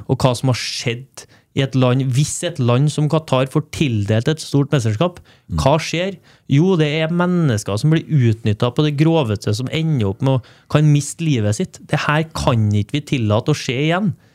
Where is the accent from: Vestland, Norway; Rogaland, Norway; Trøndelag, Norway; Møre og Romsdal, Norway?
Trøndelag, Norway; Trondheim; moved away as an adult; also born or lived in Stavanger area (Randaberg); now in Stavanger, Norway; jeg og fruen er fra Heimdal, så vi vet at vi skal tilbake til Trondheim